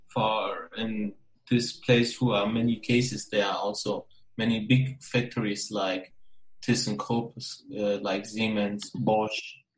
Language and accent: English; Germany; I'm from Germany.